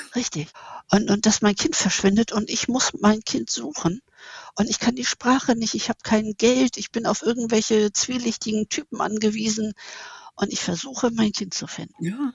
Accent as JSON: {"language": "German", "country": "Germany", "said": "Und ich bin eine Deutsche, ich kann kein Griechisch, ich bin da nicht einheimisch"}